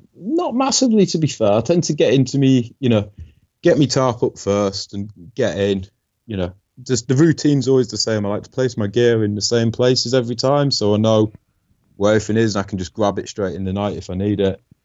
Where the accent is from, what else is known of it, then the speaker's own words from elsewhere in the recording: Yorkshire and the Humber, United Kingdom; I'm from Yorkshire, England